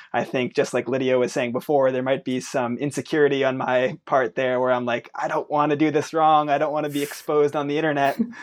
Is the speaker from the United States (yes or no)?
yes; United States; I'm an American